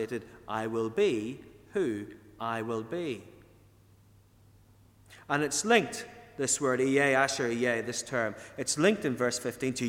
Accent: Ardboe, County Tyrone, Northern Ireland, United Kingdom; moved away; also born or lived in England; When I was a young lad growing up in Arbrady, which is up in County Tyrone

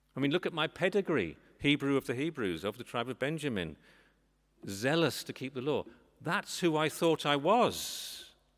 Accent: England, United Kingdom; moved away as an adult; now in Northern Ireland, United Kingdom; I'm not from these parts. I'm English

